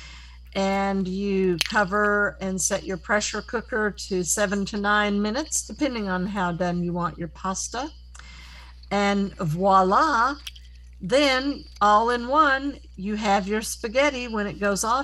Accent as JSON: {"language": "English", "region": "Tennessee", "country": "United States", "tie": "born or raised there", "also_born_or_lived": "Rhode Island", "said": "We went to the school for the blind starting when we were 9 years old"}